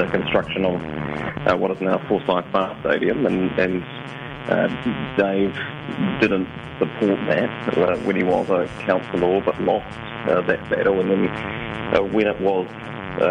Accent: Invercargill, Southland, New Zealand; moved away as an adult; also born or lived in Dunedin; we're both born and raised in Invercargill, and then fled to the giddy heights of the University of Otago

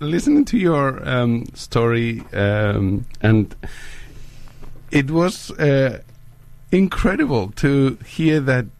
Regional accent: Spain; now in New Zealand; I am actually from Spain, so I've traveled around the world a lot.

